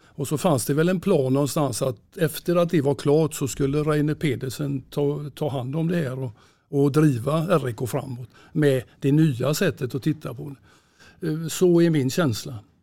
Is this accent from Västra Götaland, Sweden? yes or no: yes; Gothenburg, Västra Götaland, Sweden; Jag är född i Göteborg och uppväxt i Kortedala